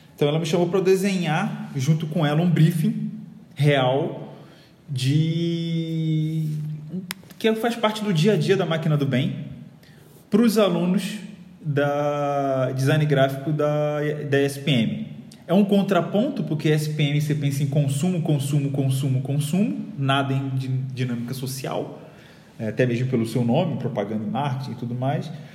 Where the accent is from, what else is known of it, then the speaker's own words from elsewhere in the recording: Rio de Janeiro, Brazil; moved away as an adult; now in São Paulo, Brazil; já deve ter percebido meu sotaque, eu sou do Rio